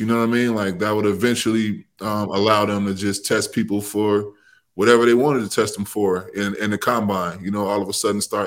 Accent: Chicago, Illinois, United States; moved away; I grew up in Chicago

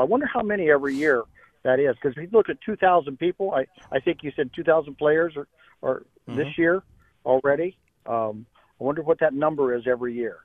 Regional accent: Ohio, United States; also born or lived in Cane Bay, South Carolina; we're from Ohio, stay in Ohio uh, half the year

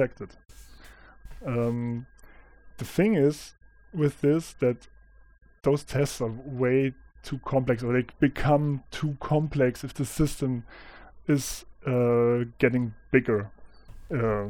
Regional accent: Thuringia, Germany; I'm from Germany and Thuringia.

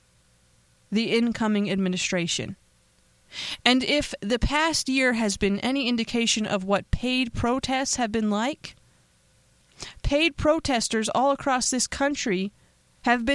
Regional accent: Pennsylvania, United States; I know I'm from Pennsylvania

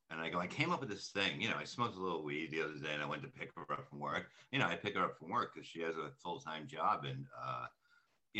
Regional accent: New York City, New York, United States; also born or lived in Brooklyn, New York; I grew up in Staten Island

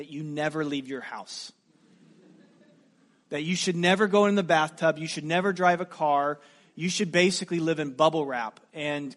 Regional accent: United States; as an American.

